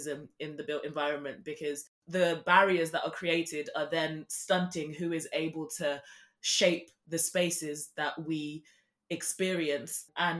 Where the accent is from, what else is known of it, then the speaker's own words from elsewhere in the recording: Zimbabwe; Every weekend when I was a child, I was born in Zimbabwe, we would go and visit his village, and he built all the structures.